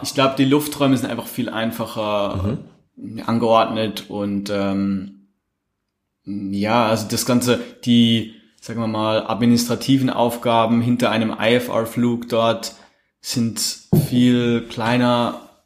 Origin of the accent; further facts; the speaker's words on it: Switzerland; bei uns in der Schweiz